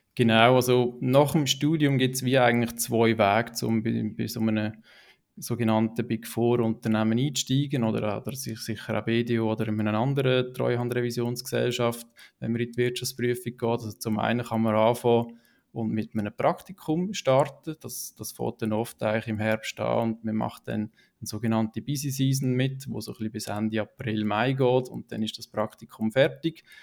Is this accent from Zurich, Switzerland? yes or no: no; Niederwil, Aargau, Switzerland; now in Wohlen, Switzerland; aufgewachsen in Niederwil, ähm, unterdessen in Wolle wohnhaft